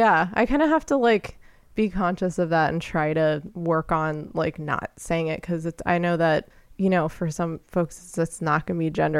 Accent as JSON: {"language": "English", "region": "New Jersey", "country": "United States", "tie": "born or raised there", "said": "I grew up in New Jersey."}